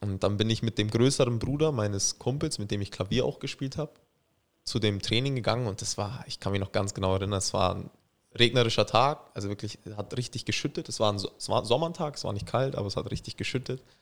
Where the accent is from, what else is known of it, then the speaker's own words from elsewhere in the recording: Germany; ich bin in Deutschland aufgewachsen, habe die Kultur hier komplett mitbekommen, bin auch durch den Fußball selten im Urlaub gewesen in Albanien, muss ich sagen. Deswegen, natürlich muss ich so ehrlich sein, ich bin mehr deutsch, ganz klar.